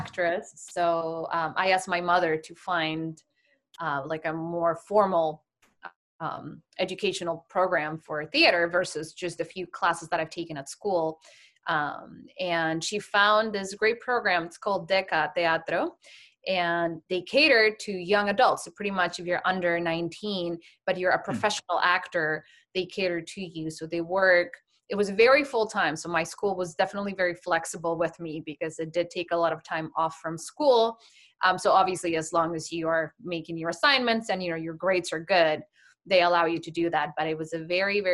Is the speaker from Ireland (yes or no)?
no; Colombia; moved away as an adult; now in New York, United States; I'm from Colombia, South America.